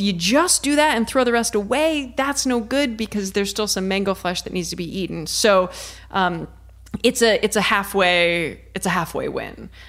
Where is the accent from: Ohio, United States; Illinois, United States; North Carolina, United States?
Ohio, United States; I'm from Ohio